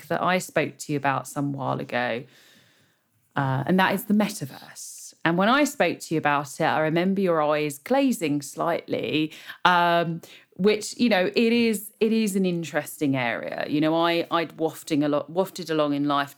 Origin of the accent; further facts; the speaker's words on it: United Kingdom; I'm British